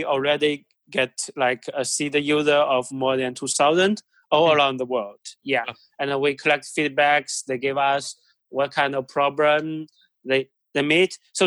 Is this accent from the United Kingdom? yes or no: no; China; moved away; I'm originally from China